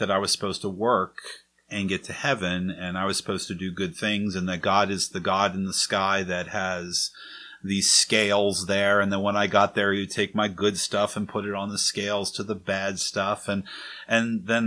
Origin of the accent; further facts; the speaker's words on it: Maple Shade, New Jersey, United States; I was raised in Maple Shade, New Jersey